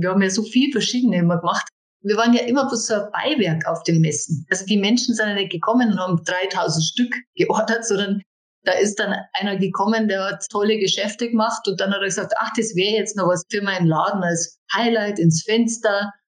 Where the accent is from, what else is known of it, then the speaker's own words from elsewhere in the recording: Dachau, Bavaria, Germany; die ersten Figuren habe ich dann in meiner Heimatstadt Dachau verkauft